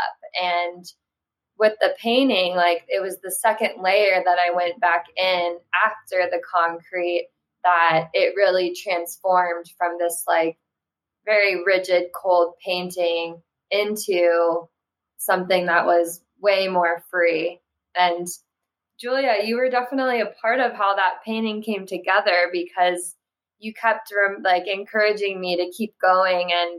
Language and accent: English; Florida, United States; I grew up in Florida